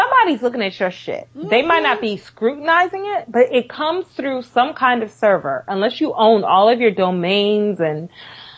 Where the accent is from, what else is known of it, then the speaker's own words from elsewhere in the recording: New York, United States; I'm a New Yorker.